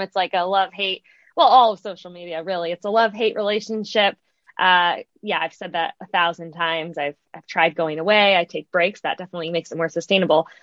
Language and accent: English; Midwest, United States; moved away as an adult; also born or lived in South Bend, Indiana / Chicago; now in Los Angeles, United States; I am born and raised in the Midwest